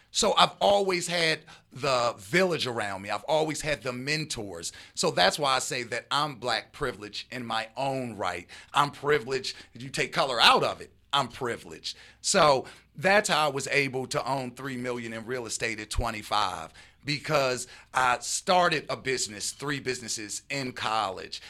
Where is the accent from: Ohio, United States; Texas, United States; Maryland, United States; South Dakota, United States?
Maryland, United States; Baltimore; I'm a East Coast guy, born and raised, uh, in Baltimore